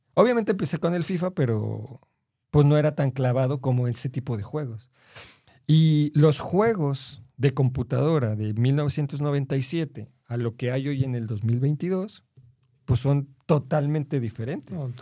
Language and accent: Spanish; Mexico City, Mexico; yo soy de la, de la Ciudad de México